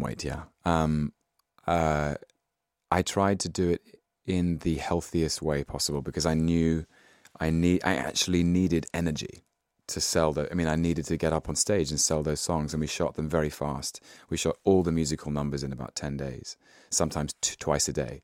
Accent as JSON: {"language": "English", "region": "London", "country": "United Kingdom", "tie": "born or raised there", "said": "I was born in London in nineteen eighty-one"}